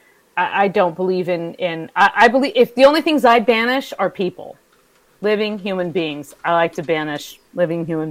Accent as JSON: {"language": "English", "region": "California", "country": "United States", "tie": "born or raised there", "moved": "yes", "lives_now": "Midwest, United States", "said": "I grew up in California. We didn't have sump pumps until I moved to the Midwest"}